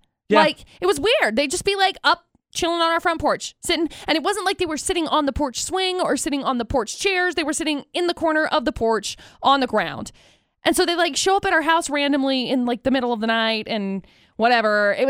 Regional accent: Brigham City, Utah, United States; I grew up in Brigham City.

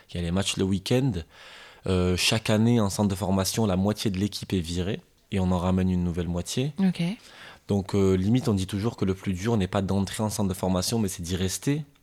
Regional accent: France; je suis français, mais je suis aussi arabe, je suis musulman

